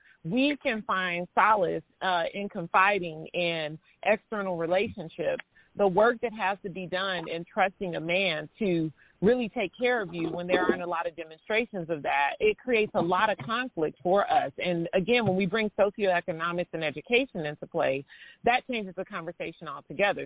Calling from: Kansas City, United States; I am calling from Kansas City

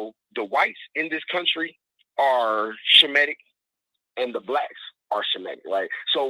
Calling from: Detroit, Michigan, United States; I'm calling from Detroit.

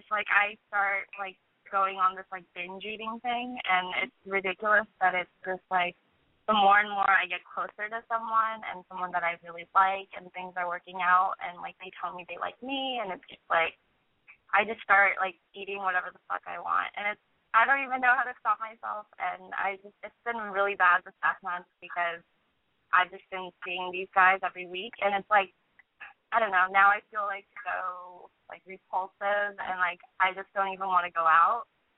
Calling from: Los Angeles, California, United States; I'm 21, and I'm actually calling from Los Angeles.

